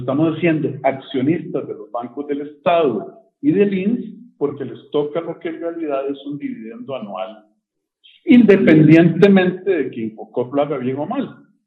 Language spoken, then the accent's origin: Spanish; Costa Rica; nosotros ahora somos como costarricenses